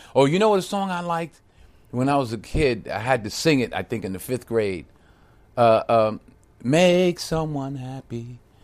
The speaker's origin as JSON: {"language": "English", "town": "Mount Vernon", "region": "New York", "country": "United States", "tie": "born or raised there", "moved": "yes", "said": "born and raised in Mount Vernon"}